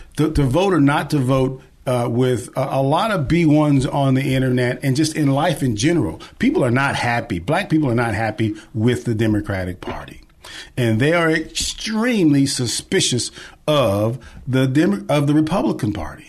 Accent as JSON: {"language": "English", "town": "Rotan", "region": "Texas", "country": "United States", "tie": "born or raised there", "said": "I grew up in a small town called Rotan. It's R-O-T-A-N."}